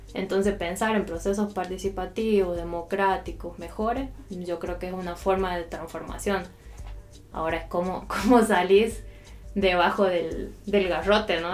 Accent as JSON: {"language": "Spanish", "country": "Argentina", "also_born_or_lived": "Central America", "moved": "yes"}